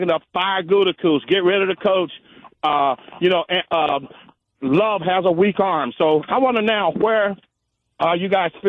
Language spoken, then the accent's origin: English; Pennsylvania, United States; also born or lived in La Crosse, Wisconsin; now in Wisconsin, United States; I grew up in Pennsylvania as the only Packer fan in the 60s.